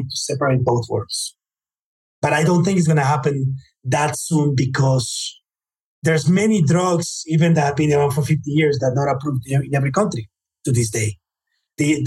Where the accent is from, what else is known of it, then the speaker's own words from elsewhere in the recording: United States; I was born in the United States